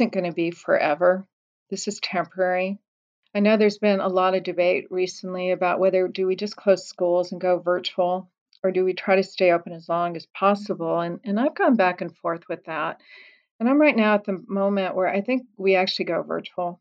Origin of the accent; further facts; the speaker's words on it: Colorado, United States; moved away; my home state of Colorado